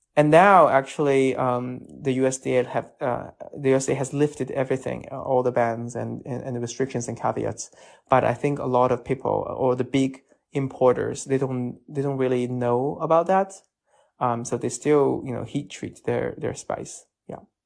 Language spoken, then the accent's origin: English; Chongqing, China; English is a second language; now in Washington, D.C., United States; from my hometown Chongqing and Sichuan